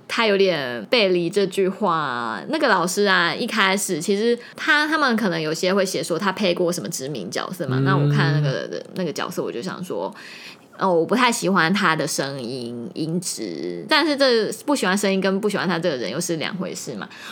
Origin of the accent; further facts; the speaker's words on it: Taiwan; 我们台湾像台湾国语或者是一些台语的